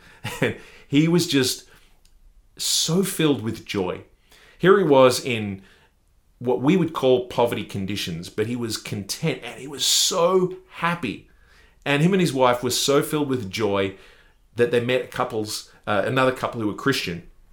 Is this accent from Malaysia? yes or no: no; Australia; I'm from Australia